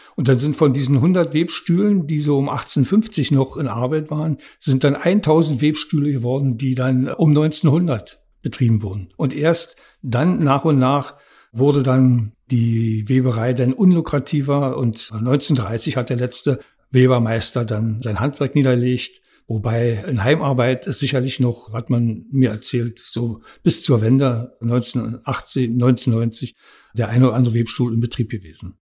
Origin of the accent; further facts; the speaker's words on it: Premnitz, Brandenburg, Germany; also born or lived in Rathenow / Dresden / Babelsberg; now in Potsdam-Babelsberg, Germany; Geboren bin ich in Brandenburg an der Havel. Aufgewachsen in Premnitz an der Havel